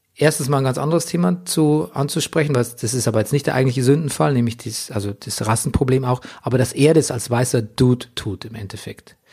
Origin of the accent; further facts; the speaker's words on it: Lower Bavaria, Germany; auf dem Dorf bezogen, in Niederbayern, wo ich aufgewachsen bin